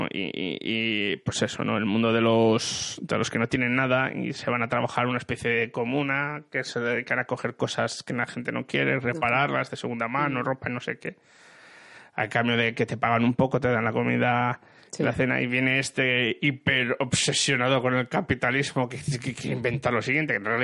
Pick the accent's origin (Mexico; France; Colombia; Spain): France; Spanish is a second language; Ya sabes cómo soy francesa algunas veces.